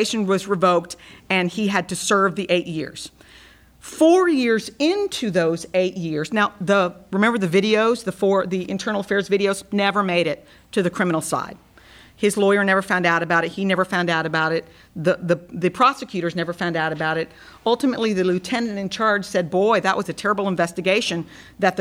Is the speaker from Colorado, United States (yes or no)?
no; Brownsville, Texas, United States; out of Brownsville, Texas, my hometown